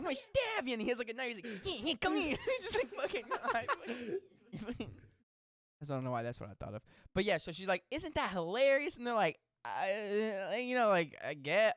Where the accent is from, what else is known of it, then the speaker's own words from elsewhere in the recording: Texas, United States; we're from Texas.